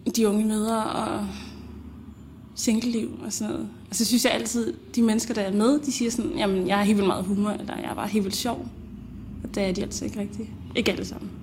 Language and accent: Danish; Denmark; also born or lived in Zambia; Jeg kom til Danmark med min mor, da jeg var